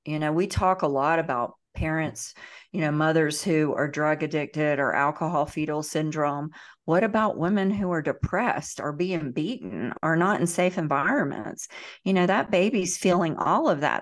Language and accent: English; Central Florida, United States; accent: Southern twang; I am from the South, the deep South. I was born in Central Florida. You probably pick up a little bit of twang in my